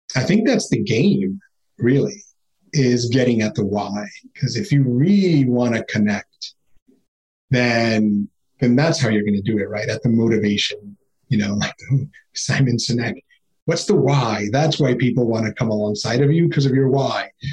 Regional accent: New York City, New York, United States; growing up in Queens was amazing

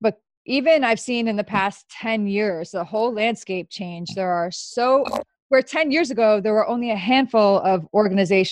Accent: New York, United States; I'm from New York too

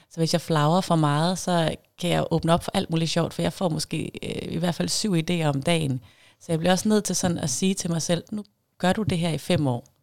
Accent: Jutland, Denmark; accent: Jutlandic; now in Zealand, Denmark; nu ved jeg ikke, om jeg snakker jysk mere, jeg har boet længere tid på Sjælland. Men jeg håber da, at der stadigvæk er noget jysk derinde

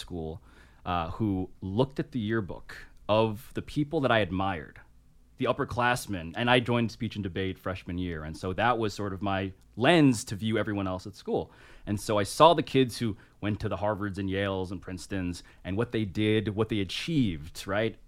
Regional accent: New York City, New York, United States; Grew up in Manhattan, born and raised, first person in my family, born in America

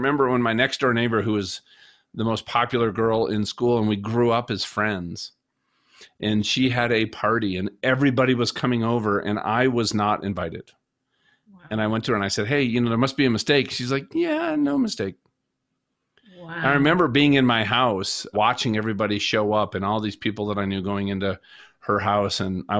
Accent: Minnesota, United States; I grew up in Minnesota.

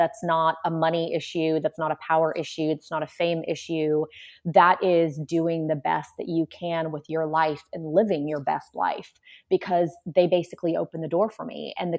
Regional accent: Warsaw, Masovian Voivodeship, Poland; My mom also did not drive a car, because we came from Warsaw, Poland, where public transportation is really what everyone uses.

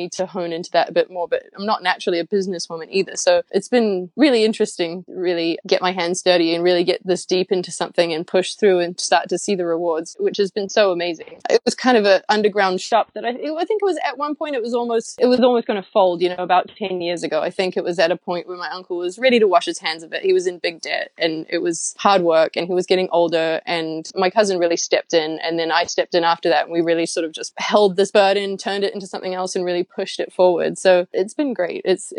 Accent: New Zealand; moved away as an adult; also born or lived in London, United Kingdom (born); now in Los Angeles, United States; I grew up without television in New Zealand, you know, with a big backyard

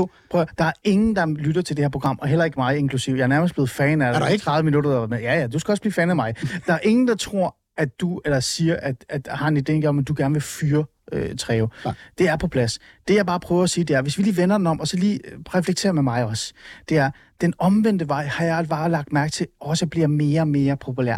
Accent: North Zealand, Capital Region of Denmark, Denmark; jeg er vokset op i Nordsjælland

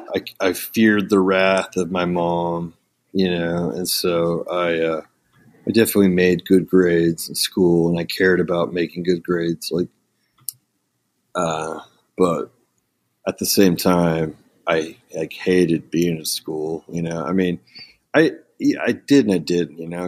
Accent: Ponca City, Oklahoma, United States; also born or lived in Moline, Illinois; I was born in, uh, Illinois and then raised in a small town called Ponca City, Oklahoma

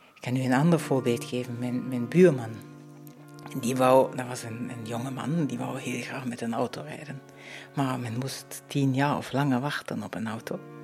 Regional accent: Dresden, Saxony, Germany; now in Muizen, Belgium; Dat ik mijn kindertijd in Oost-Duitsland heb doorgebracht

